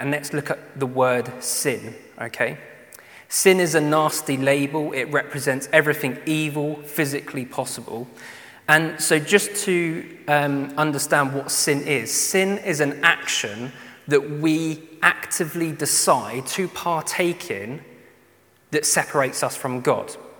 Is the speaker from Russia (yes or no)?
no; United Kingdom; especially being British